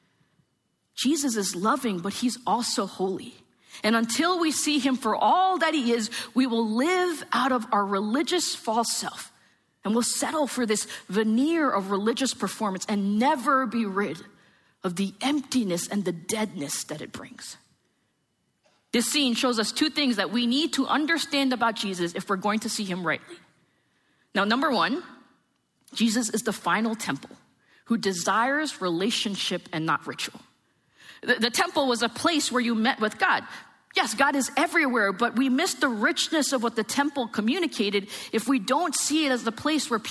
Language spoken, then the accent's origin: English; New Jersey, United States; I am from New Jersey.